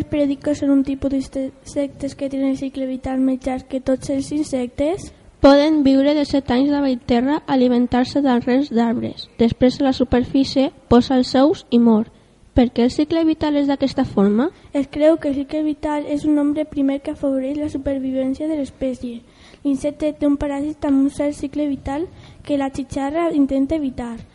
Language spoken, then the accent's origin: Catalan; Castellón de la Plana, Valencian Community, Spain; D'on eres? De Castelló de la Plana.